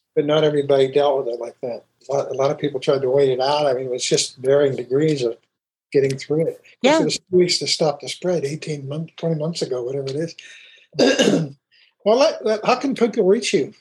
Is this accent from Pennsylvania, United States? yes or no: yes; Pittsburgh, Pennsylvania, United States; I grew up in Pittsburgh